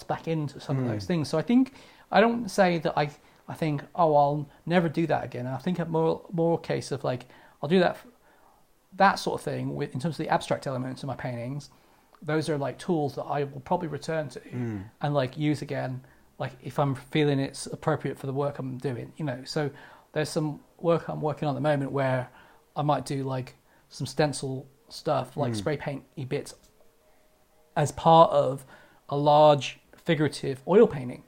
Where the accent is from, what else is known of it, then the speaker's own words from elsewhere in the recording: Santa Monica, California, United States; moved away; I grew up in Pico neighborhood, which is like the tough bit of Santa Monica.